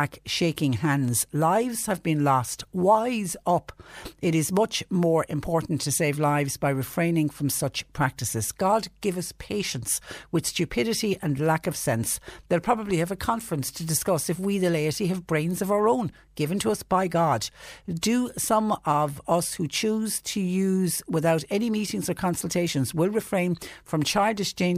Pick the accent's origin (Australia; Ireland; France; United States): Ireland; Clonmel, Tipperary; I was raised in Clonmel, and my parish church is a church called St. Peter and Paul's, where it's where I would have been christened